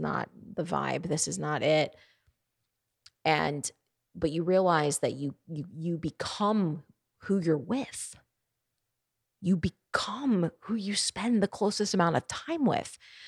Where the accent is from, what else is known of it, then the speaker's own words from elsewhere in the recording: Baltimore, Maryland, United States; I'm from up north. I'm from Baltimore, Maryland, and the Northeast.